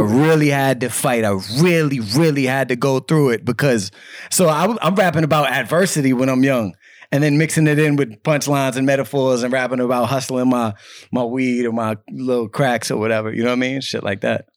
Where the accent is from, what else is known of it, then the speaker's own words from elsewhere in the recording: Cambridge, Massachusetts, United States; I'm from Cambridge, Massachusetts